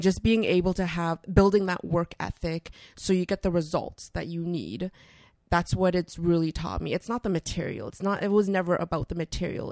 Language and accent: English; Toronto, Ontario, Canada; also born or lived in Vancouver; I was born in Vancouver, and then we moved to Toronto when I was, uh, really, really young